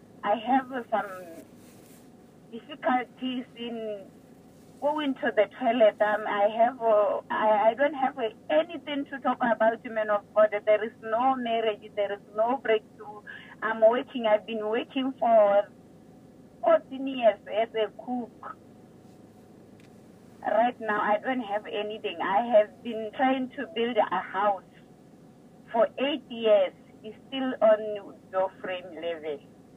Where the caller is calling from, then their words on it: Botswana; I'm calling from Botswana.